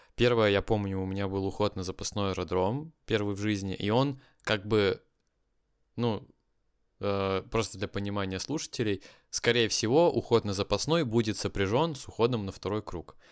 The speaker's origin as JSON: {"language": "Russian", "town": "Kaliningrad", "region": "Kaliningrad Oblast", "country": "Russia", "tie": "born or raised there", "moved": "yes", "said": "Это мой родной город"}